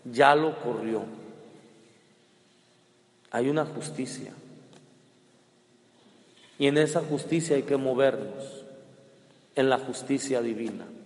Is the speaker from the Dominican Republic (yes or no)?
no; Culiacán, Sinaloa, Mexico; cuando digo que soy de Culiacán, que soy de Sinaloa